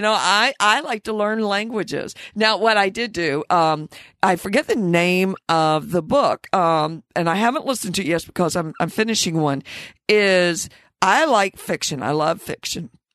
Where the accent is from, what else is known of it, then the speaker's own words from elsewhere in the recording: the South, United States; Growing up in the South